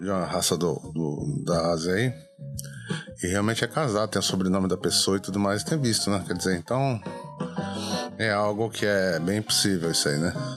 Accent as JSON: {"language": "Portuguese", "country": "Brazil", "moved": "yes", "lives_now": "Japan", "said": "a gente, enquanto brasileiro"}